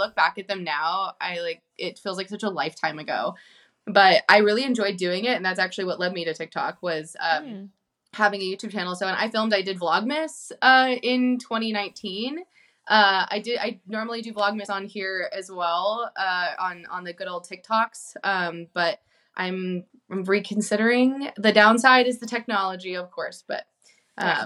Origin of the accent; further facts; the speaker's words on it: California, United States; I was born and raised in California too